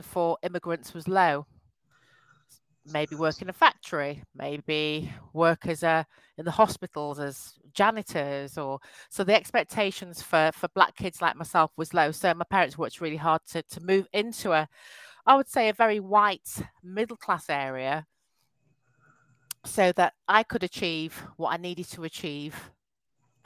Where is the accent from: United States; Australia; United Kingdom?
United Kingdom; Yorkshire and the Humber; I was born in a wonderful county called Yorkshire. My parents moved from Nigeria, so I'm of Nigerian descent